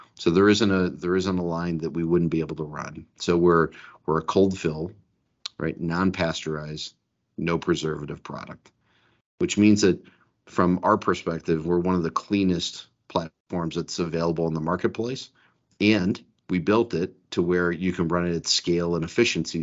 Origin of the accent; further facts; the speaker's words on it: Detroit, Michigan, United States; I grew up in Detroit